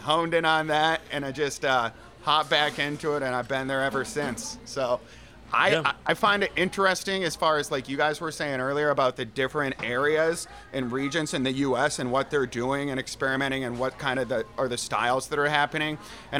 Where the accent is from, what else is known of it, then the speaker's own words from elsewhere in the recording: Michigan, United States; I grew up in Michigan.